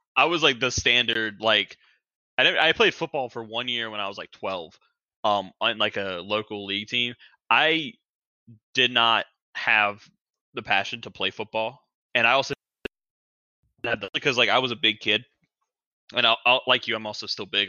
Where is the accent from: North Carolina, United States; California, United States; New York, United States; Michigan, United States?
North Carolina, United States; Charlotte; I'm born and raised in Charlotte